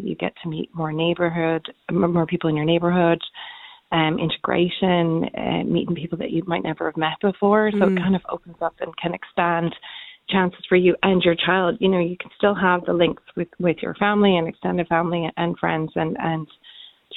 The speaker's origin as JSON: {"language": "English", "country": "Canada", "tie": "born or raised there", "moved": "yes", "lives_now": "Ireland", "said": "I'm Canadian. I grew up in Canada and I live here now"}